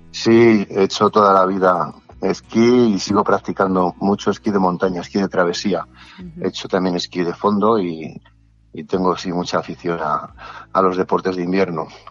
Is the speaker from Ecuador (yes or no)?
no; Torrelodones, Community of Madrid, Spain; aquí en Torrelodones, que es de donde yo soy